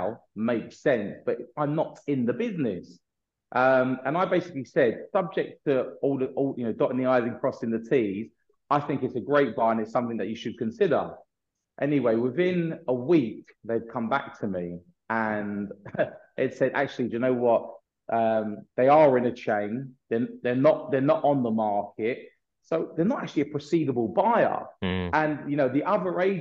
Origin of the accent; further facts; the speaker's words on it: London, United Kingdom; myself and my partners, we're all from the North London area.